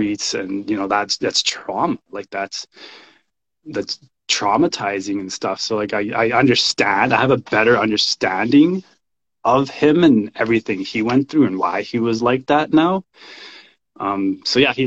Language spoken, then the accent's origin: English; Canada; also born or lived in El Salvador; I was born in El Salvador. I grew up in Canada